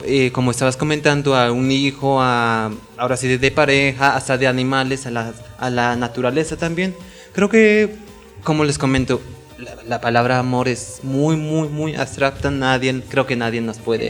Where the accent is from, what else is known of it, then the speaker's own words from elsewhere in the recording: Oaxaca, Mexico; now in Mexico City, Mexico; yo crecí en el estado de Oaxaca, actualmente vivo en Azcapotzalco, en la Ciudad de México.